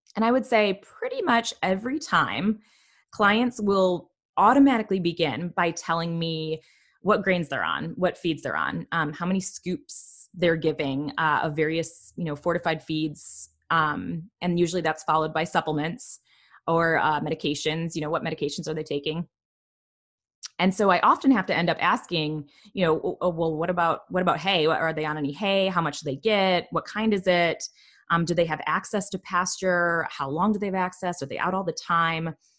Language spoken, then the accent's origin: English; Michigan, United States; I'm from Michigan